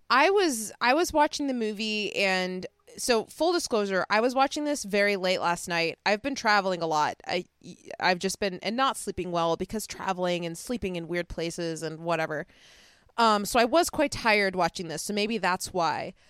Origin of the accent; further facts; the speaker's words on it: Chicago, Illinois, United States; accent: Chicago; my Chicago accent